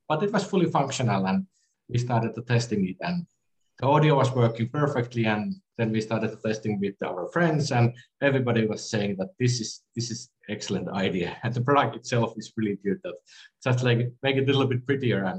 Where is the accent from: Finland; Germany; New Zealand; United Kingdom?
Finland; I'm from Finland